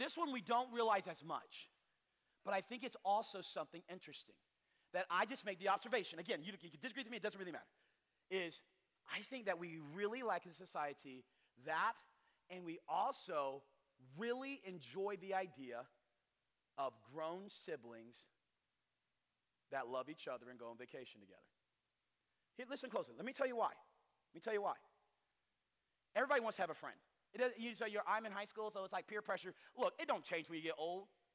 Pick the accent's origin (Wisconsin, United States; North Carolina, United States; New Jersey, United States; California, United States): North Carolina, United States; us weirdos in North Carolina